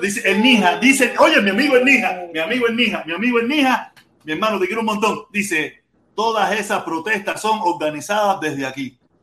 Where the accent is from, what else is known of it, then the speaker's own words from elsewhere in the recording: Cuba; moved away; me fui de Cuba porque yo quería tener popi, pitusa, cadena de oro